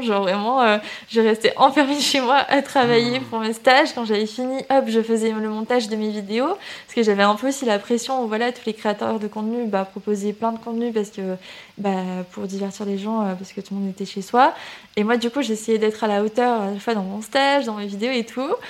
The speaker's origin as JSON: {"language": "French", "area": "Toulouse region", "region": "Occitania", "country": "France", "also_born_or_lived": "Canada", "said": "je suis originaire de la région de Toulouse. Euh, mais j'ai un peu vadrouillé euh, aussi. J'ai habité au Canada quand j'étais petite"}